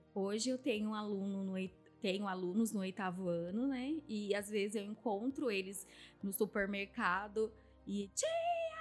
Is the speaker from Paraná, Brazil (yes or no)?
no; Piracicaba, São Paulo, Brazil; Eu nasci em Piracicaba, a minha infância foi uma infância de muita privação